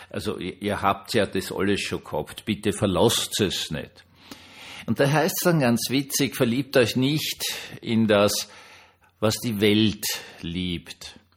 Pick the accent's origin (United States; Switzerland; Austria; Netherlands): Austria; als Österreicher wusste man das ja